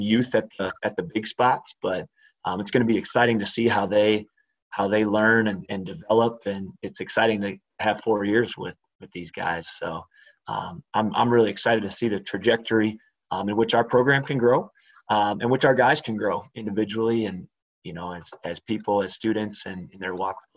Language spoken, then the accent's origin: English; River Falls, Wisconsin, United States; I grew up in River Falls, Wisconsin